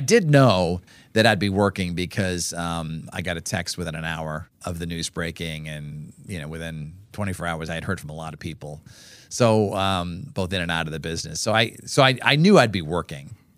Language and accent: English; Norwood, Massachusetts, United States; I grew up in Norwood, Massachusetts